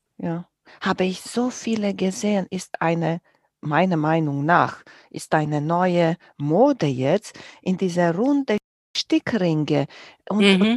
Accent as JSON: {"language": "German", "country": "Romania", "tie": "born or raised there", "moved": "yes", "said": "Ich bin groß geworden in Rumänien"}